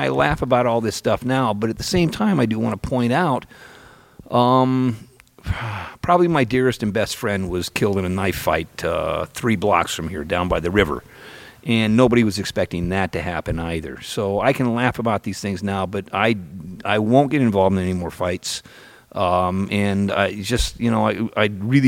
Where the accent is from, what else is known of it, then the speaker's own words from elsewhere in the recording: Petaluma, California, United States; I grew up in Petaluma when it was a brawling town